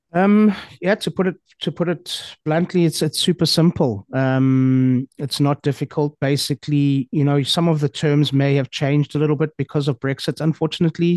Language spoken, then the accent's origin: English; Johannesburg, Gauteng, South Africa; moved away as an adult; now in Portugal; born and raised in Johannesburg. Um, grew up there